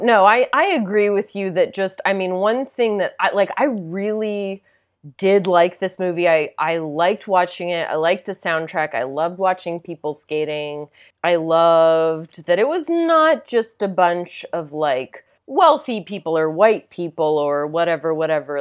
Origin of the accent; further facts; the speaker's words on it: Tennessee, United States; where I grew up in Tennessee